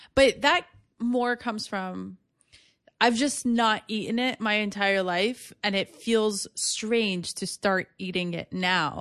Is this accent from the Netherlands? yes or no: no; West Bank, Palestine; now in New York City, United States; I'm from the West Bank. I don't have Israeli citizenship